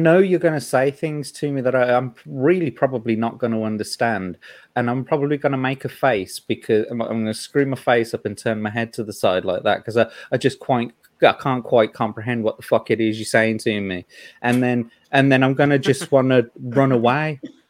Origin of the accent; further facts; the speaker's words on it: Birmingham, West Midlands, United Kingdom; I'm from Birmingham in the UK, man. I live in like one of the most... I live in one of the most culturally diverse cities in the entire country.